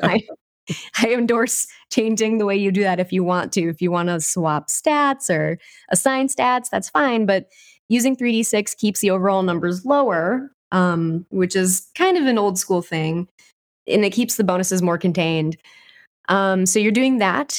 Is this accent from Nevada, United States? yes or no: no; Southern Wisconsin, United States; I grew up in Southern Wisconsin around people who played a lot of old school D and D